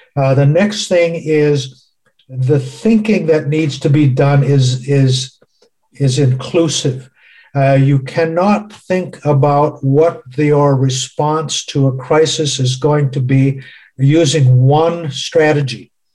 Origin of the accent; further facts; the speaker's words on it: United States; my home country, the United States